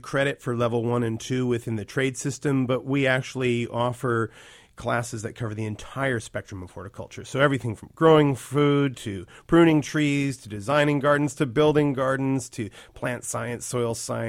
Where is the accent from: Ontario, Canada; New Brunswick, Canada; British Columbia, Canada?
British Columbia, Canada; North Vancouver; I grew up in North Van in Lynn Valley.